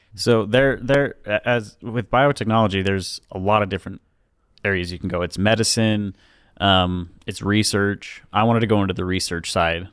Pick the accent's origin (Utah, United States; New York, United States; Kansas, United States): Utah, United States; Pleasant Grove; I'm from Utah, uh, Pleasant Grove